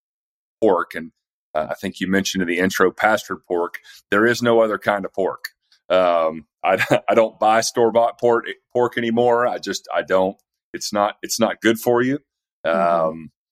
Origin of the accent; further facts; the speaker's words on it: East Tennessee, United States; moved away as an adult; also born or lived in Atlanta; I'm from East Tennessee originally and sort of moved back up here